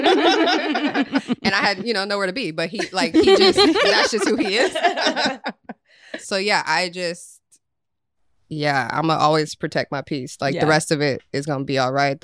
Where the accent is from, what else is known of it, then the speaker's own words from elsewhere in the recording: Beverly Hills, California, United States; We both went to Beverly Hills High School.